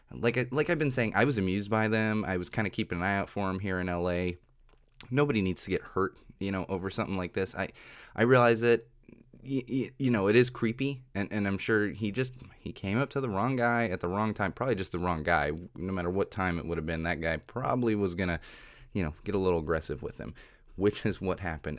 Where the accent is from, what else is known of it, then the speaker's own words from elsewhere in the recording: San Diego, California, United States; now in Los Angeles, United States; I grew up in San Diego